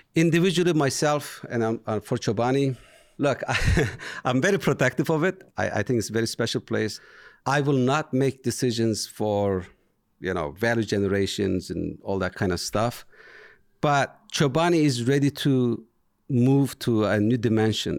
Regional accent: Turkey; English is a second language; moved away as an adult; now in United States; I am from Turkey

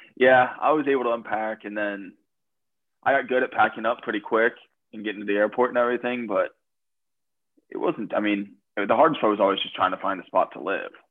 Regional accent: Columbus, Ohio, United States; moved away; also born or lived in Adrian, Michigan; I'm from Columbus, Ohio

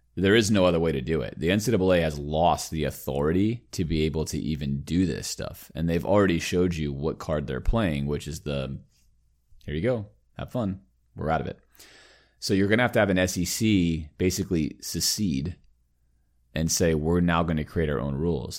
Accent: Miami, Florida, United States; growing up in Miami, where I was a Dolphins fan

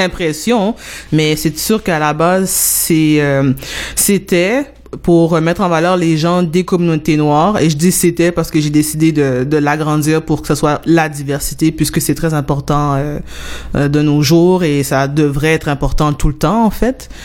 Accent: Montreal, Quebec, Canada; je viens euh, de l'Est de Montréal, donc euh, précisément de Montréal-Nord

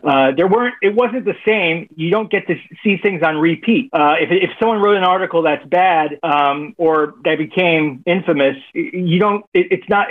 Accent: Miami, Florida, United States; Born and raised in Miami

